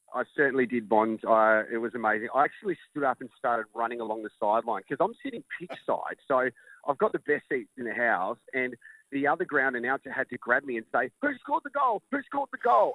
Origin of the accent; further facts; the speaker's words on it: Australia; I'm Australian